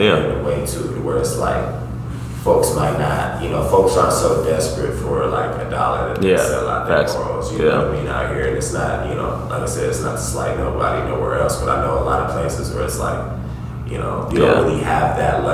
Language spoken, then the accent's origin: English; Denver, Colorado, United States; moved away as an adult; now in Des Moines, United States; my hometown, whatever. I love Denver